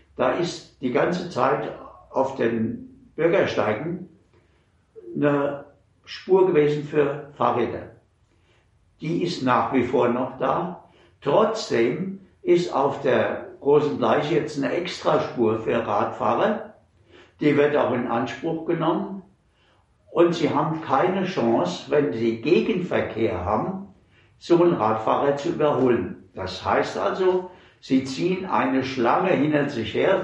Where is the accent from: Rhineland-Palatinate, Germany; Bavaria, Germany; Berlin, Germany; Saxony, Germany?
Rhineland-Palatinate, Germany; Mainz; ich bin äh, im August 39 geboren und seitdem ununterbrochen in Mainz.